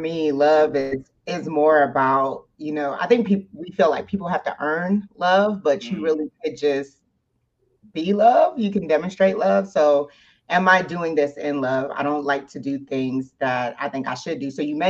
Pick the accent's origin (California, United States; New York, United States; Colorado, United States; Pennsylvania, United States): New York, United States; New York City; moved away; I'm originally from the Bronx, New York.